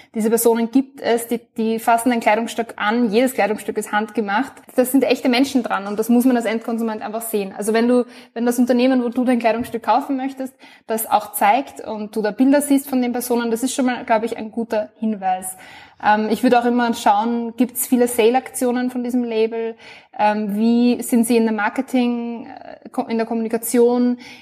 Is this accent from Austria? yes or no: yes; Austria; ich bin aus Österreich, bin 24 Jahre alt